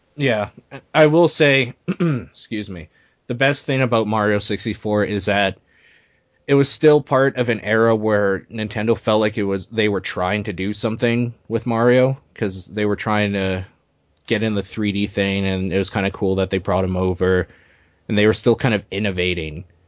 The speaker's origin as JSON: {"language": "English", "country": "Canada", "said": "I am Canadian"}